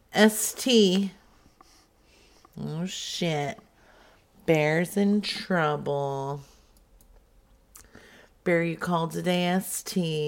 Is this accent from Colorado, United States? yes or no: yes; Colorado, United States; now in Iron River, United States; Well, originally, I'm from Colorado, but I'm over here now in Iron River.